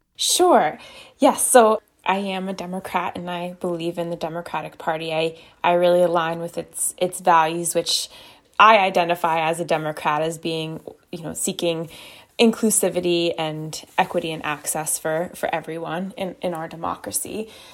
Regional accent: United States; I ran for a state house in the district that I grew up in. I was running in District eighty-eight

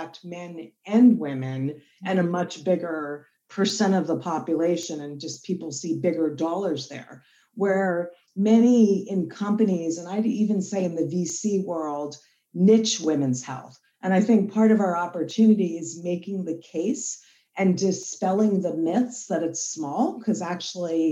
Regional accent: East Brunswick, New Jersey, United States; I grew up in East Brunswick, so we're Jersey girls

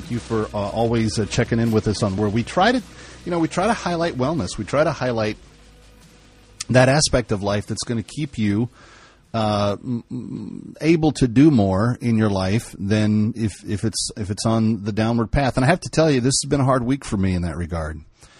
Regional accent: Texas, United States; When people meet me places, they say … there's no way you're originally from Texas.

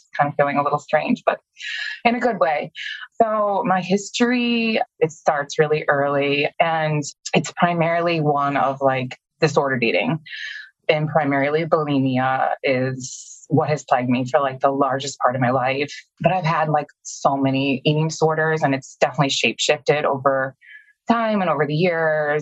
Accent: Illinois, United States; also born or lived in Minnesota; My mom got remarried when I was 6 and we moved from Minnesota to Illinois

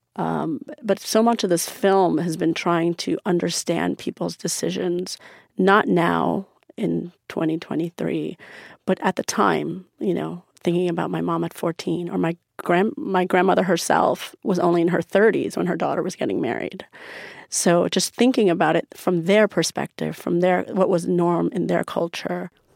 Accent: New York, United States; also born or lived in Iran; I grew up in America, going to Persian school

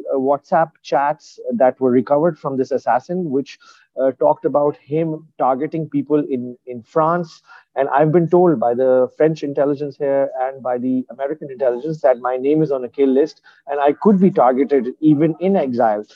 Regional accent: Karachi, Sindh, Pakistan; I'm originally from Karachi

